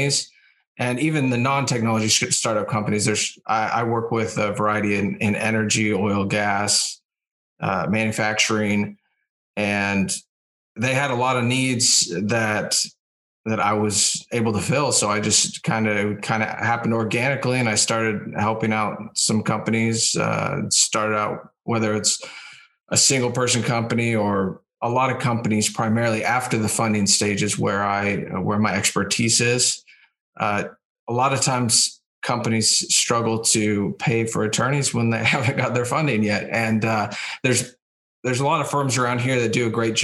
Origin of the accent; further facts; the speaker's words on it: Southern California, United States; I grew up in Southern California